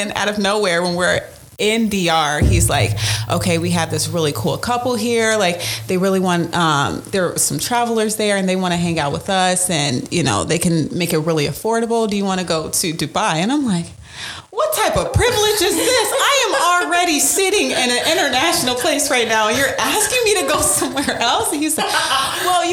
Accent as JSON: {"language": "English", "town": "Chicago", "region": "Illinois", "country": "United States", "moved": "as an adult", "lives_now": "Dubuque, United States", "said": "I am from the Chicagoland area. I came to Dubuque for college"}